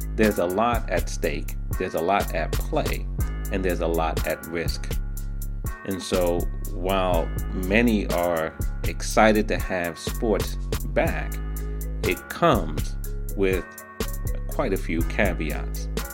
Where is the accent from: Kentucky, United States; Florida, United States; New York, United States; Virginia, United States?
New York, United States; New York City; New York City, my hometown